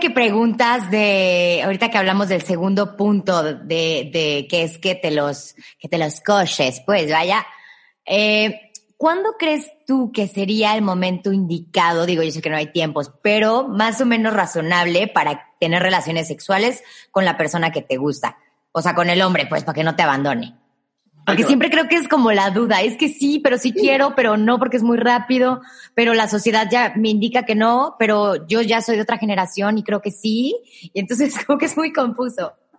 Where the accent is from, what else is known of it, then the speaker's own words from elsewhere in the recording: Guanajuato, Mexico; also born or lived in Mexico City; now in Querétaro, Mexico; yo soy de Guanajuato, soy de una ciudad muy chiquita